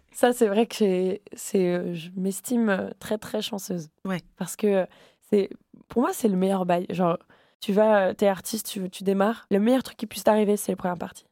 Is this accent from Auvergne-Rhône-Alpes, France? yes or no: no; Le Havre, Normandy, France; moved away as an adult; now in Paris, France; j'ai grandi au Havre